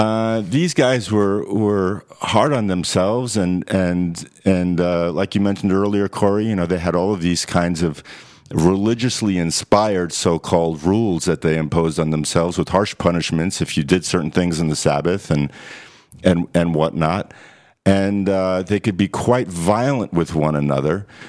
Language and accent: English; New York City, New York, United States; I'm from New York City